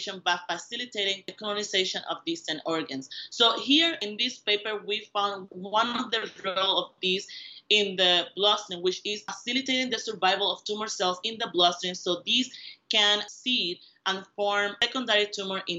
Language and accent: English; Puerto Rico; moved away as an adult; I was born and raised in Puerto Rico